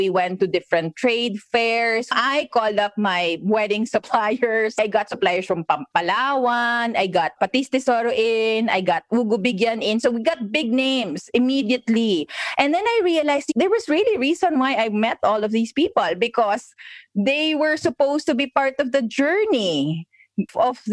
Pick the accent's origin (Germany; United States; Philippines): Philippines; We're in the Philippines. We're Filipinos.